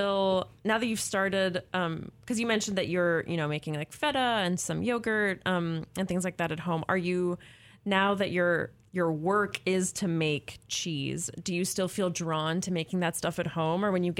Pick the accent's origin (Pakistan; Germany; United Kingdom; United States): Germany; English is a second language; My home country.